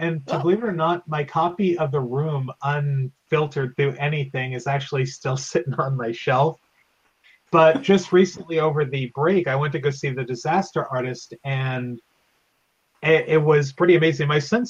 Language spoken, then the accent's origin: English; San Francisco, California, United States; I grew up in San Francisco.